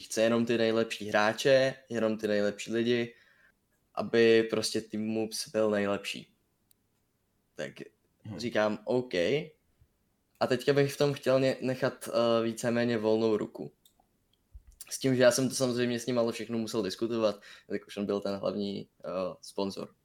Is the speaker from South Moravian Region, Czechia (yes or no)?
yes; Brno, South Moravian Region, Czechia; jsem z Brna